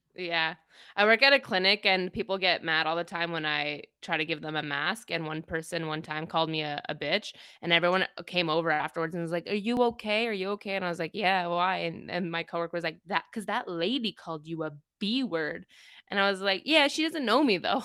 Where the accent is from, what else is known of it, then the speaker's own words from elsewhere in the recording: Toronto, Ontario, Canada; also born or lived in Kingston; I grew up in Toronto